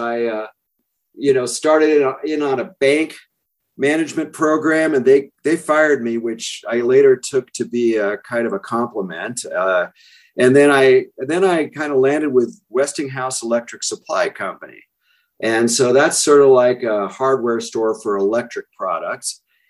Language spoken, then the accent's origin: English; Berkeley, California, United States; moved away as an adult; also born or lived in San Francisco, California / Davis, California / Denver, Colorado / Grand Junction, Colorado; now in Carbondale, United States; East Bay, California. I was born in San Francisco and grew up just outside of Berkeley in those hills there overlooking the bay.